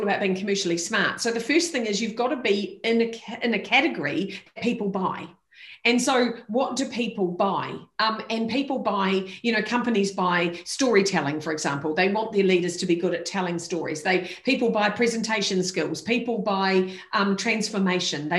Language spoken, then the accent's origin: English; New Zealand; as a New Zealander